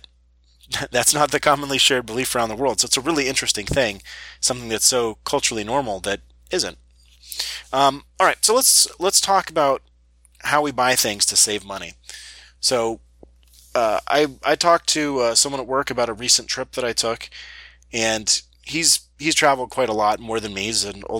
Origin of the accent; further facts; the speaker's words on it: United States; I'm from the United States.